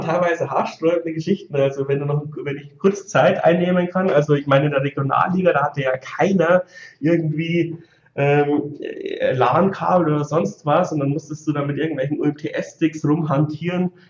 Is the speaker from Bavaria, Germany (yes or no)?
yes; 60 km from Regensburg, Bavaria, Germany; ich komme so 60 Kilometer aus Regensburg weg